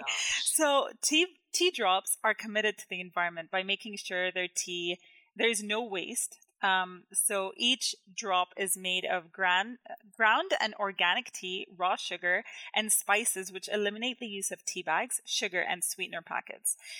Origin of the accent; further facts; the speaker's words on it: Jordan; now in Canada; where I grew up in Jordan